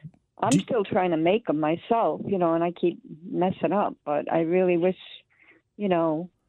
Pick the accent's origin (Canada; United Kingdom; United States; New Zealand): United States; Rhode Island; moved away as an adult; also born or lived in Connecticut; now in Missouri, United States; I'm from Connecticut, really, from Rhode Island, but I moved to Connecticut when I got married. Now I'm up here with my daughter in Missouri.